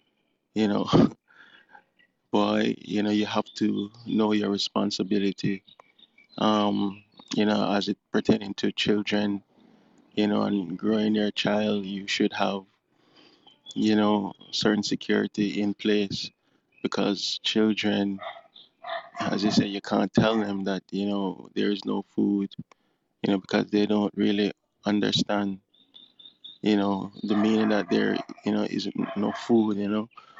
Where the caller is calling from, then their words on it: Jamaica; from Jamaica.